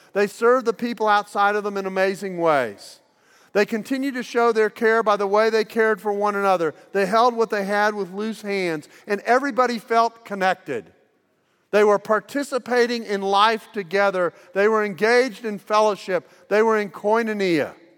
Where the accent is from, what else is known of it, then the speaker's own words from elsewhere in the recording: United States; I'm from the United States